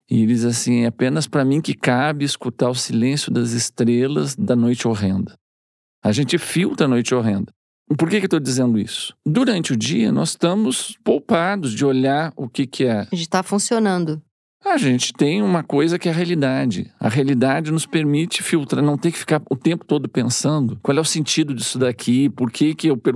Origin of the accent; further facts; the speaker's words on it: Lisbon, Portugal; Tem um, um, um, compositor lá da minha terra, em Lisboa, que é um, todo mundo que é da minha geração, até hoje, né?